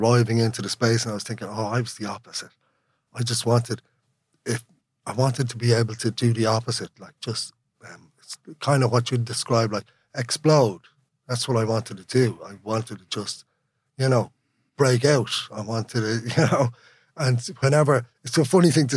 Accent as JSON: {"language": "English", "town": "Dublin", "region": "Leinster", "country": "Ireland", "tie": "born or raised there", "first_language": "Irish", "second_language": "English", "said": "I grew up in Sandyman, but I tried to talk like someone from Ringsend"}